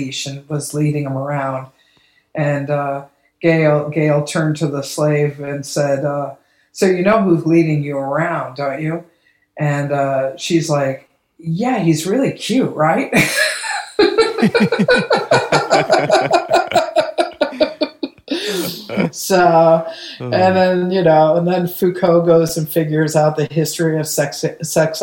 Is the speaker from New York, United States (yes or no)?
no; Ohio, United States; now in Los Angeles, United States; I grew up on Lake Erie in Ohio